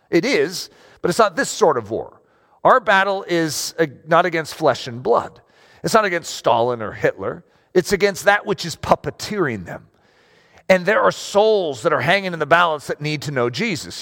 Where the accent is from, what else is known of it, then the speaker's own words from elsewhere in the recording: United States; I'm American